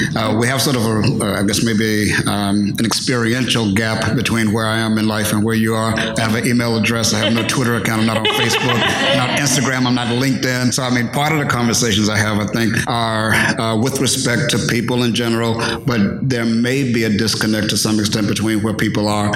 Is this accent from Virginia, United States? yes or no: yes; Virginia, United States; moved away; I'm a Virginian originally.